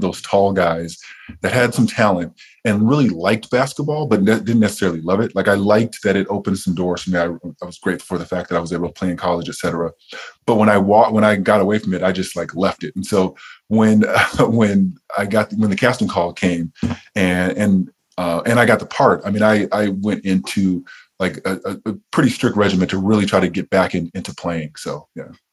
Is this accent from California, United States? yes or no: yes; Riverside, California, United States; I grew up in Southern California and I grew up an hour outside of LA in Riverside